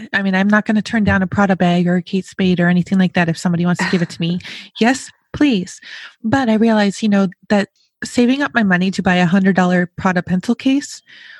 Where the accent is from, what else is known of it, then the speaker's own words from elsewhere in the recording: Western New York, United States; I grew up in Western New York